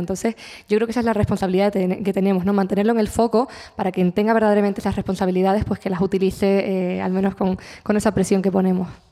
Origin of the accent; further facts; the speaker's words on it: La Palma, Canary Islands, Spain; mi tierra